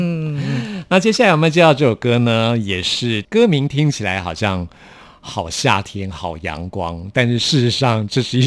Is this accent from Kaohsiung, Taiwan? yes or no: no; Taipei, Taiwan; 我是台北人，我从小在台北长大